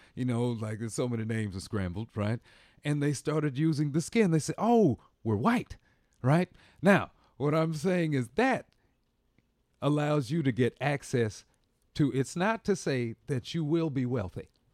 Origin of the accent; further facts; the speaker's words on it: Bloomington, Indiana, United States; moved away; also born or lived in Washington, D.C.; I'm from Indiana